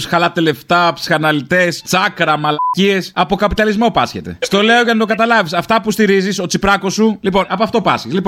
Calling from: Thessaloniki, Central Macedonia, Greece; από την Επτάλοφο από Θεσσαλονίκη. Από πού? Από Θεσσαλονίκη, από του Αμπελόκηπου.

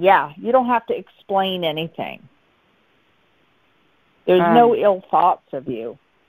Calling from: Arizona, United States; in Arizona.

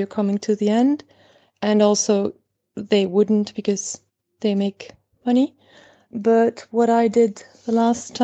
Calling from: Belgium; English is a second language; Sorry for the accent, by the way. I'm calling from Belgium.

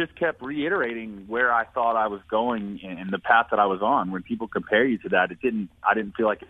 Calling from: Jupiter, Florida, United States; I'm down in Jupiter, Florida today.

